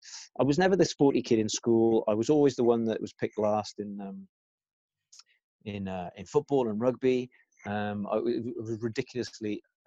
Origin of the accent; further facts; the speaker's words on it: Czechia; English is a second language; growing up in the Czech Republic, all they had was ballroom dancing and classical music.